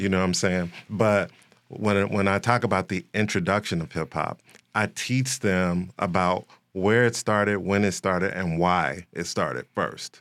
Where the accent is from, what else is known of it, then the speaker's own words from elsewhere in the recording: Chicago, Illinois, United States; I am, uh, born and raised in Chicago, West Side